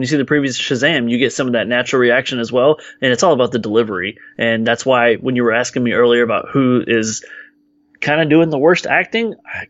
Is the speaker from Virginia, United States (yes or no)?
no; Texas, United States; people like me from Texas, because we're all cowboys here.